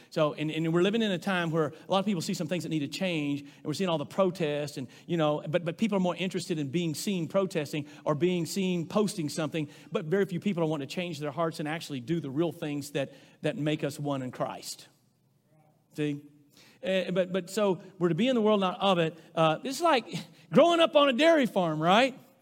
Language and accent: English; Rosebud, United States; moved away; growing up in Rosebud